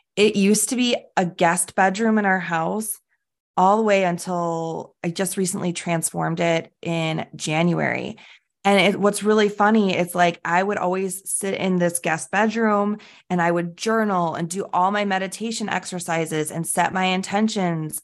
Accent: Chicago, Illinois, United States; I am from Chicago

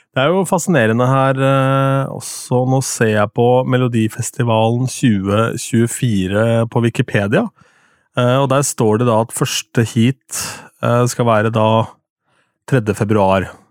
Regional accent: Østfold, Norway; Jeg er fra Østfold

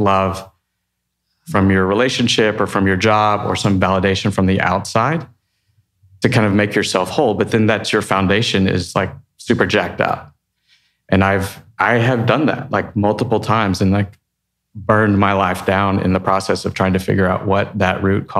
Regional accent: Texas, United States; I'm from Texas

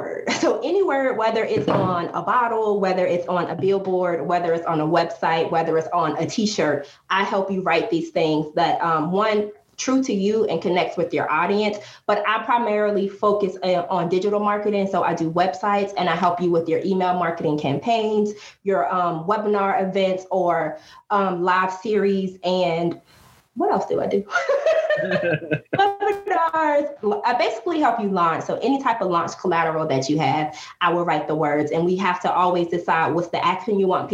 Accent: Atlanta, Georgia, United States; moved away as an adult; also born or lived in San Diego, California / Washington, District of Columbia, United States; I moved back home to home base. I'm originally from Atlanta

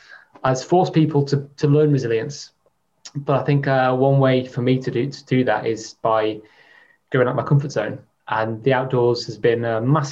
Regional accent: near Chester, North West England, United Kingdom; I was brought up near Chester

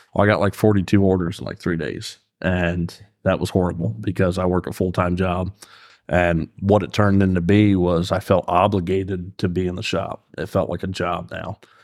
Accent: New York, United States; now in Fairfield, Pennsylvania, United States; growing up in New York

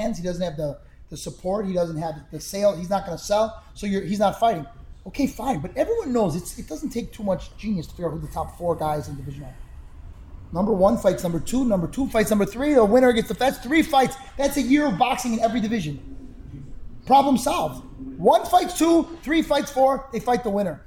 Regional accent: Chicago, Illinois, United States; I come from Chicago

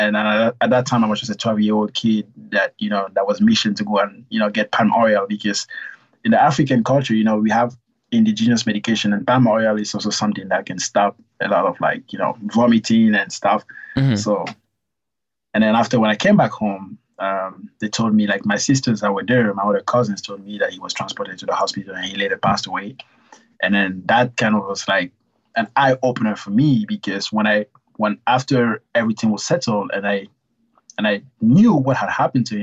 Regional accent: Gabon; also born or lived in Cameroon; now in United States; I'm originally from Cameroon. So it started in Cameroon because I was born there, but then I moved to Gabon, which is a neighboring country that's on the south of Cameroon

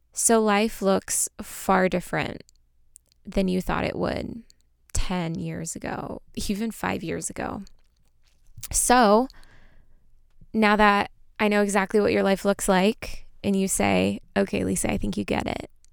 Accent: Armenia; I am from Armenia

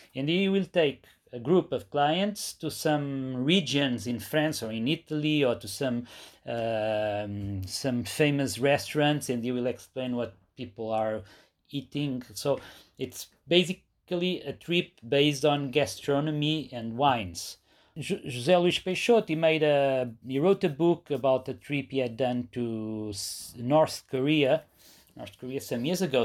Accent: Portugal; my hometown, which is a very good, uh, spot, a very good place for surfing

